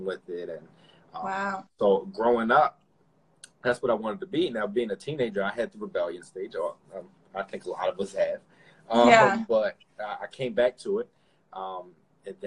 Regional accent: Philadelphia, Pennsylvania, United States; me and my brothers, we grew up in Philadelphia, born in Philadelphia

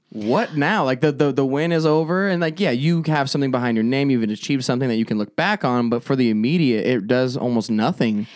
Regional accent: Avondale, Arizona, United States; also born or lived in Phoenix; I grew up majorly, like, Avondale, Goodyear area

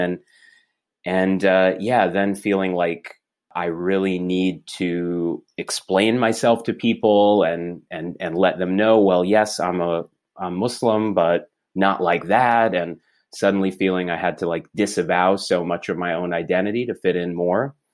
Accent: Clinton, Iowa, United States; first language English; also born or lived in Baltimore, Maryland; I grew up in a small town called Clinton, uh, in eastern Iowa

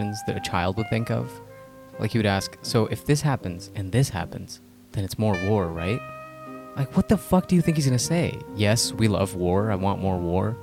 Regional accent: United States; I'm Asian American

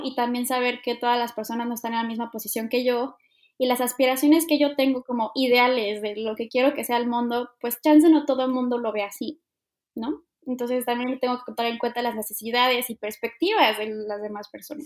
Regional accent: Mexico; como cultura mexicana

